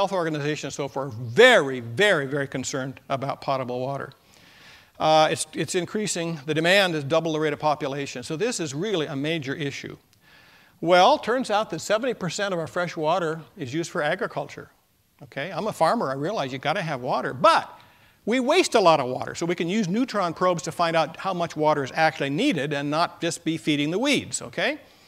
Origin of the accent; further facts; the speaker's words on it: Hanford, Washington, United States; I came from the Hanford area, and I want to talk about that.